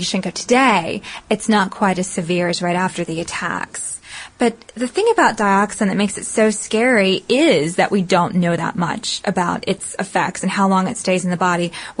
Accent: the South, United States; accent: southern; My southern accent gets in my way sometimes, internet.

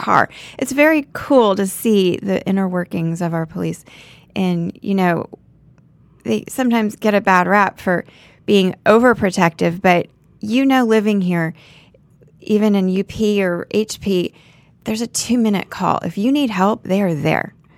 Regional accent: Naples, Florida, United States; moved away as an adult; now in Park Cities, Dallas, United States; I grew up in Naples, Florida

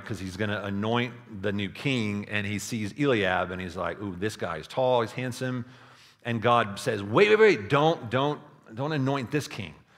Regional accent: Texas Hill Country, United States; I grew up in the Texas Hill Country

